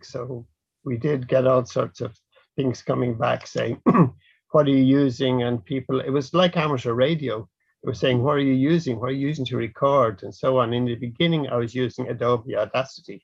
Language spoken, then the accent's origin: English; Dublin, Leinster, Ireland; I'm from Dublin.